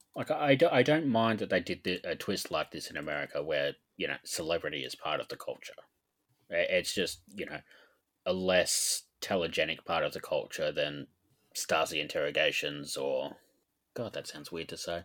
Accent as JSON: {"language": "English", "country": "Australia", "said": "being Australian"}